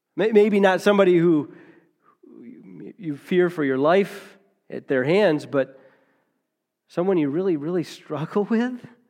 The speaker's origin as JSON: {"language": "English", "country": "United States", "said": "We're taught as, as American Christians"}